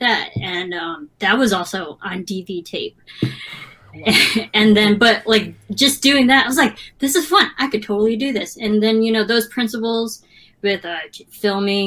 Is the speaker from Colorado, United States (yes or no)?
no; Granville, Illinois, United States; now in Los Angeles, United States; My town, so it's called Granville, Illinois.